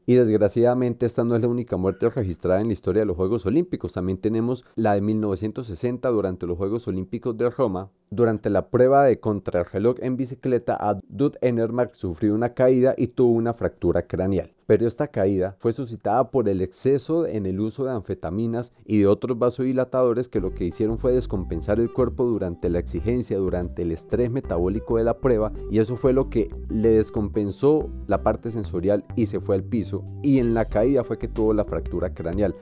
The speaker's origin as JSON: {"language": "Spanish", "country": "Colombia", "said": "como colombianos no podemos olvidar"}